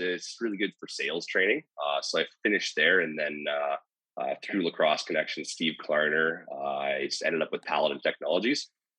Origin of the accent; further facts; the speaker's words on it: St. Albert, Alberta, Canada; I'm from St. Albert, Alberta.